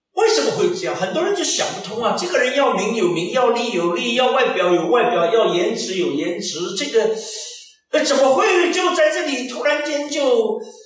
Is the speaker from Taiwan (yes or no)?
no; China; moved away; also born or lived in Germany; 我们中国人比较重视那个农历新年